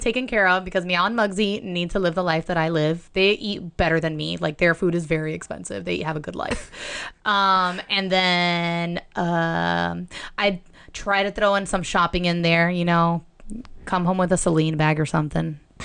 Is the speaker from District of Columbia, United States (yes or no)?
no; Miami, Florida, United States; I'm from Miami